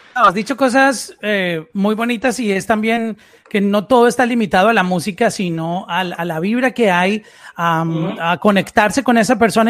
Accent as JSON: {"language": "Spanish", "country": "Colombia", "said": "soy colombiano"}